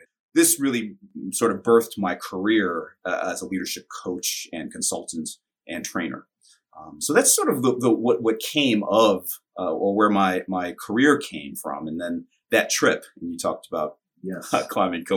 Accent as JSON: {"language": "English", "town": "New York City", "region": "New York", "country": "United States", "tie": "born or raised there", "said": "My story of origin really is that I grew up in Brooklyn, New York in the 70s and 80s."}